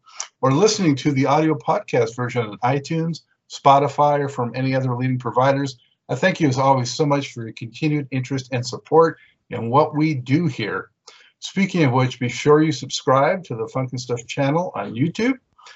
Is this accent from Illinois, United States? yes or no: no; Los Angeles, California, United States; moved away as an adult; now in Charlotte, United States; I'm from Los Angeles, and now I'm in outside Charlotte, North Carolina